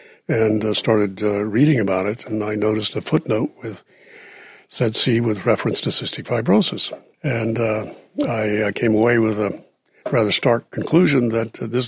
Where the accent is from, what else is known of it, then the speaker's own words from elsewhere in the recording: Southeast Texas, United States; I grew up in East Texas, Southeast Texas, and we have lots of hot weather and big mosquitoes.